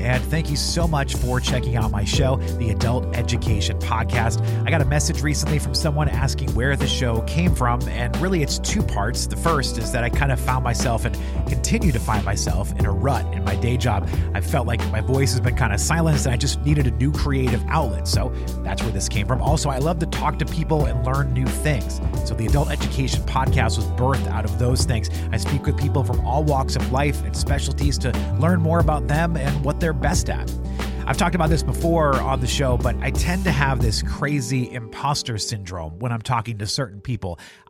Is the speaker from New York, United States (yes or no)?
no; New Hampshire, United States; Lisa lives in my home state of New Hampshire, so we had some fun talking about